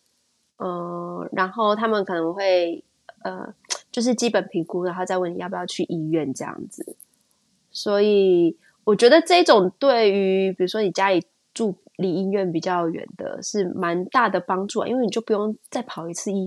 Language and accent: Chinese; Taiwan; now in United Kingdom; 谁外国人谁跟你外国人？我台湾人